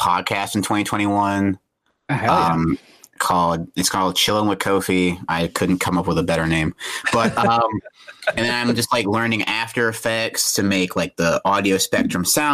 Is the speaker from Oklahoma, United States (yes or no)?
no; North Carolina, United States; I grew up in North Carolina